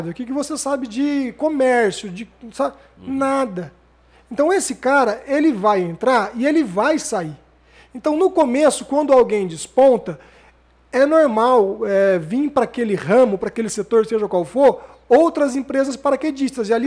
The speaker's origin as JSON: {"language": "Portuguese", "town": "São José do Rio Preto", "region": "São Paulo", "country": "Brazil", "tie": "born or raised there", "said": "eu nasci aqui em Rio, Rio Preto, Preto, 27 de junho de 78, tô revelando a minha idade"}